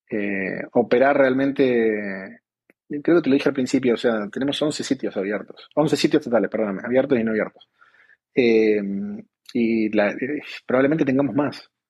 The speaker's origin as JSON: {"language": "Spanish", "country": "Argentina", "also_born_or_lived": "Colombia", "moved": "as an adult", "lives_now": "Mexico", "said": "obviamente por, por mi acento, aunque trato de, de soy argentino."}